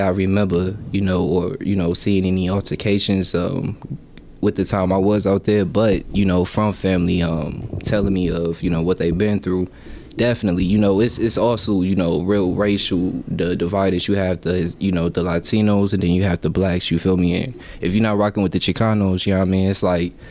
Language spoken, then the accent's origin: English; San Diego, California, United States; moved away; I was born in San Diego, California, December 3rd, 1996